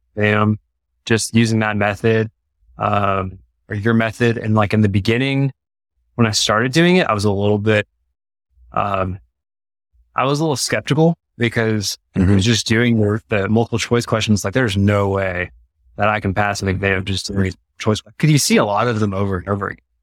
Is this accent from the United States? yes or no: yes; East Texas, United States; moved away as an adult; now in Colorado Springs, United States; we are from Texas. Uh, okay. So East Texas, kind of like near like the Louisiana border. And my wife's from Dallas